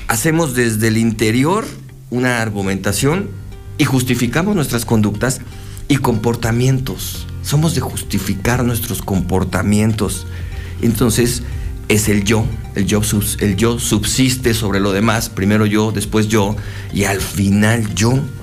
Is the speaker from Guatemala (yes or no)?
no; Mexico; como mexicanos, ¿Cómo somos los mexicanos?